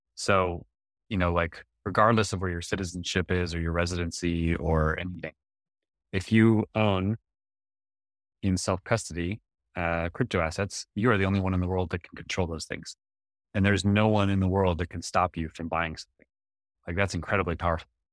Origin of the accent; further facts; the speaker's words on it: United States; I'm an American citizen